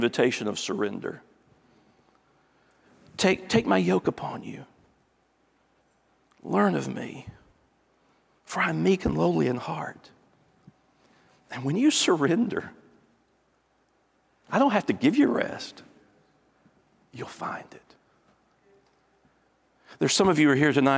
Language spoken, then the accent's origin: English; East Tennessee, United States; I'm from East Tennessee